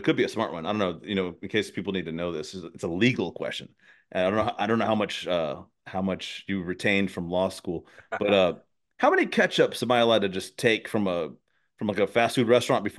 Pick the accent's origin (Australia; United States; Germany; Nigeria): United States; Southern United States; oh man, I'm from the South.